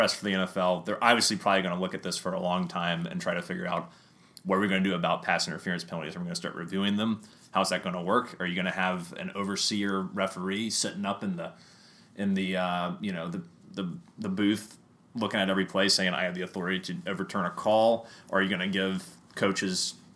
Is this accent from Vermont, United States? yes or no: no; Atlanta, Georgia, United States; we're from Atlanta